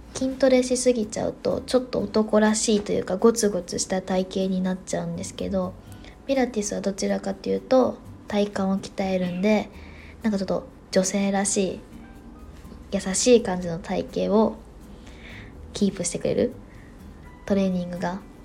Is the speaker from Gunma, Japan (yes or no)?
no; Osaka, Japan; now in Tokyo, Japan; 自分が大阪 出身